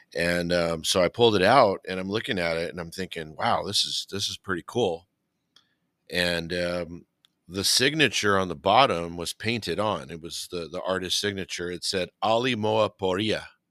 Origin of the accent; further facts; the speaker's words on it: Whittier, California, United States; my hometown